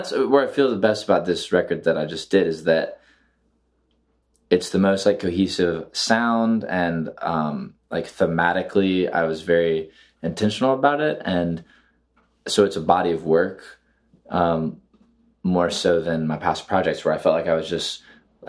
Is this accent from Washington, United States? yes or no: no; South Carolina, United States; moved away; also born or lived in Atlanta; I grew up in South Carolina listening to folk music